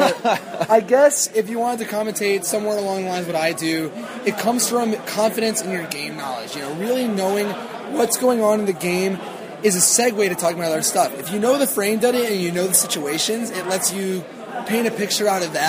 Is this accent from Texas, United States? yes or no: yes; Austin, Texas, United States; in my hometown of Austin, Texas